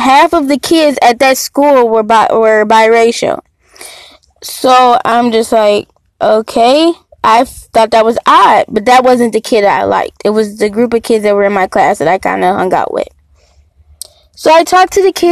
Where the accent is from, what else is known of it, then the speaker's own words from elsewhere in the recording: Detroit, Michigan, United States; So, I was born in Detroit, spent like half of my life in Detroit, half of them in the suburb of Detroit